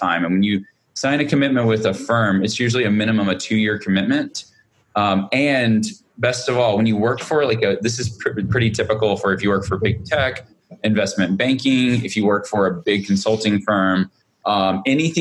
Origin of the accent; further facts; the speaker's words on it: Montgomery, Alabama, United States; I grew up in Montgomery, Alabama